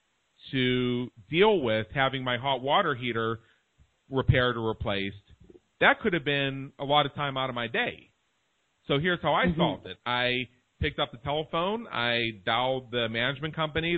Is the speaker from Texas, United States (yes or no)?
no; Pittsburgh, Pennsylvania, United States; moved away as an adult; now in Las Vegas, United States; I'm from Pittsburgh, Pennsylvania. I lived there for the first